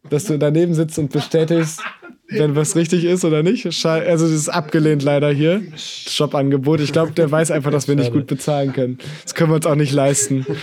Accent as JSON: {"language": "German", "region": "North Rhine-Westphalia", "country": "Germany", "said": "bei uns in NRW."}